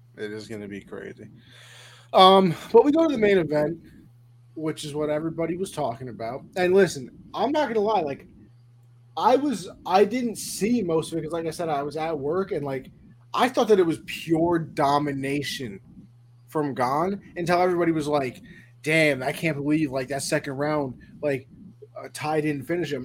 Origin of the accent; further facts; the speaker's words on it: New York, United States; I'm just from New York